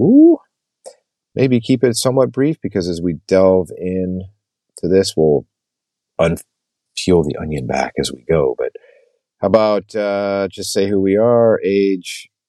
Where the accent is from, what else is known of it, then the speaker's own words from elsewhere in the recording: Los Angeles, California, United States; we grew up in LA, we have the legit, we grew up in LA. We went to LA schools. We have an LA address.